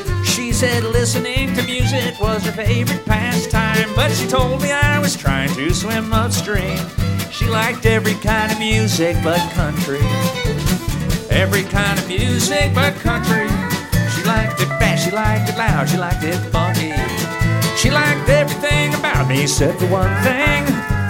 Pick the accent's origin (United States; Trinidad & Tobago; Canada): United States; Pennsylvania; also born or lived in Virginia / North Carolina; now in Chicago, United States; I was born in Pennsylvania, and I was raised sort of evenly between there and Virginia, North Carolina. We moved about once a year, so I don't have any firm place, but those three places.